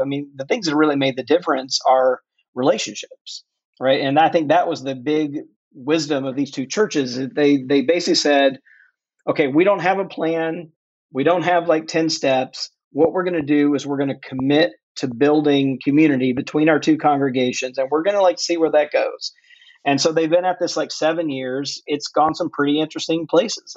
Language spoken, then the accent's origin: English; Mississippi, United States; born or raised there